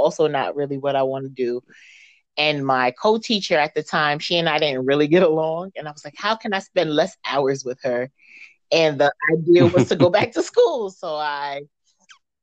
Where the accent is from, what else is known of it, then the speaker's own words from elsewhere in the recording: New York City, New York, United States; I'm from the Bronx, born and raised